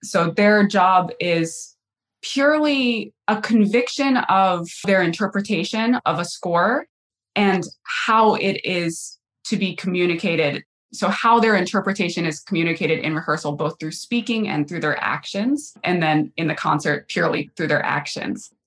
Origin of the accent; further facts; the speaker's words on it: North Carolina, United States; moved away as an adult; also born or lived in Cleveland / New York City / Indianapolis; now in Cincinnati, United States; I was born in North Carolina